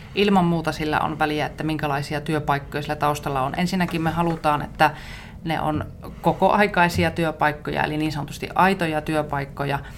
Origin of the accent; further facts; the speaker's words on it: Iisalmi, Savo, Finland; also born or lived in Helsinki; olen savolainen, asun Iisalmessa ja olen tämmöinen arkihelsinkiläinen